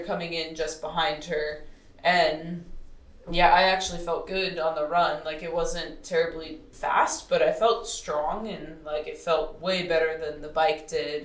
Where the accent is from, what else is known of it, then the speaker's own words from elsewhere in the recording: Texas, United States; also born or lived in Colorado; now in Boulder, United States; I'm from Texas, and um, around like the Gulf of Mexico.